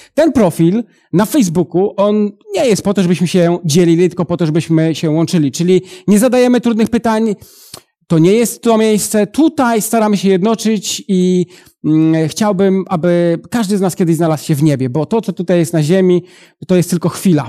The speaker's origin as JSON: {"language": "Polish", "town": "Przysucha", "region": "Masovian Voivodeship", "country": "Poland", "also_born_or_lived": "Italy", "moved": "yes", "lives_now": "Łódź, Poland", "said": "ja pochodzę z Podradomia, z takiej małej miejscowości Przysłucha, ale teraz e, na co dzień mieszkam w Łodzi"}